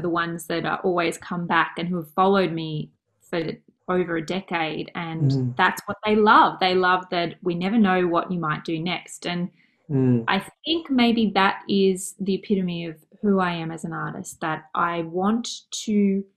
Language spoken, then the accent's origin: English; Mornington Peninsula, Victoria, Australia; I grew up on the Mornington Peninsula, actually, in a place called Sunhill.